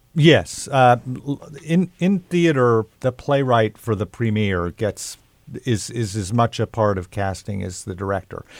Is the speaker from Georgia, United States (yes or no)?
no; Oklahoma, United States; I grew up in Oklahoma